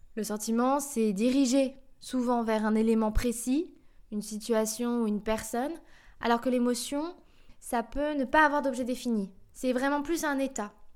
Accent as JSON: {"language": "French", "country": "France", "said": "je suis française"}